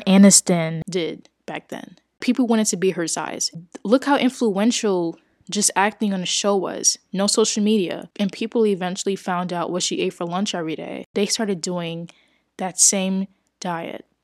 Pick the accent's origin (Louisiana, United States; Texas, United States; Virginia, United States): Louisiana, United States; New Orleans; I grew up in New Orleans, Louisiana